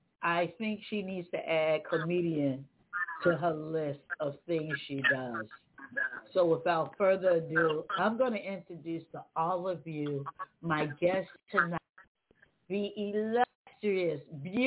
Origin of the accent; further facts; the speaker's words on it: the South, United States; I'm from the South